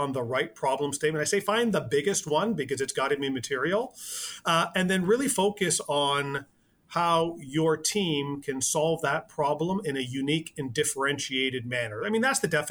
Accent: Canada; I am Canadian

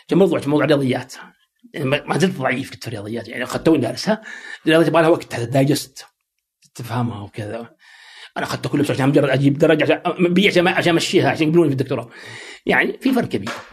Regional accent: Saudi Arabia; also born or lived in United States; عندنا في السعوديه

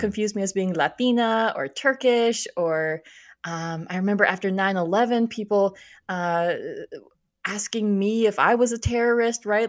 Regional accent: Minnesota, United States; moved away; I grew up in Minnesota, so I am used to the cold

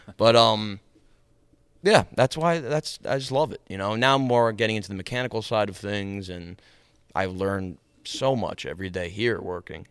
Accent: New York, United States; I grew up in New York, um, for most of, all of my life.

